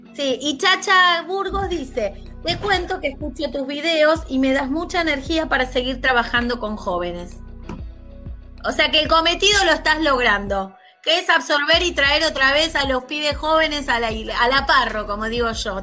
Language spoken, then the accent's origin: Spanish; Buenos Aires, Argentina; soy de Lugano, de Capital